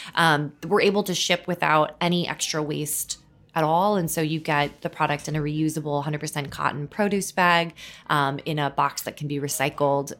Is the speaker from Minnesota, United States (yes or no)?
yes; Minnesota, United States; moved away as an adult; also born or lived in California; now in New York, United States; growing up in Minnesota